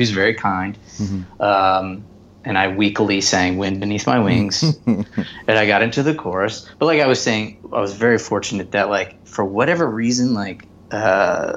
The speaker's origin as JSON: {"language": "English", "town": "Garner", "region": "North Carolina", "country": "United States", "tie": "born or raised there", "said": "Garner at that time, my hometown"}